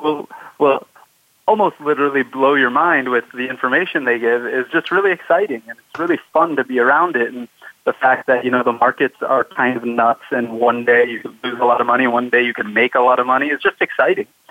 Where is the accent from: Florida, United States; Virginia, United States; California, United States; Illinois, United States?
California, United States; Southern; I grew up in Southern California, which is why I created 805 Startups.